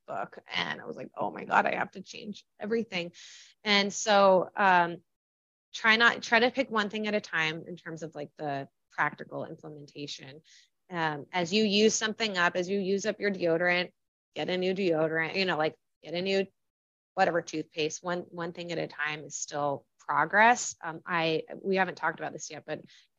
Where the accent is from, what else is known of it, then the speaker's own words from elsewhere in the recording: California, United States; moved away as an adult; also born or lived in Washington, District of Columbia, United States / San Francisco / Chicago; I was in DC and I'm from California